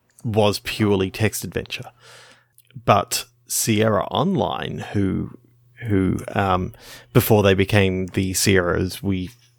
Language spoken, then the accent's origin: English; Australia; Being an Australian